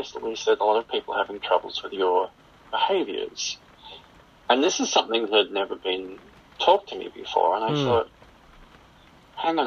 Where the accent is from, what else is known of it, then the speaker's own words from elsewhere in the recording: Australia; moved away as an adult; now in Calgary, Canada; I'm originally from Australia. I've been living in Canada now for almost 20 years